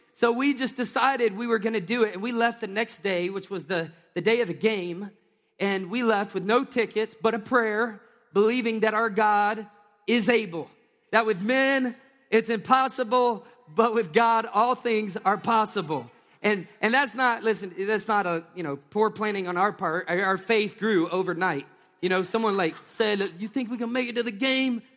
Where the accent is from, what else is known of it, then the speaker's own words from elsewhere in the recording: Tennessee, United States; moved away; I grew up in Tennessee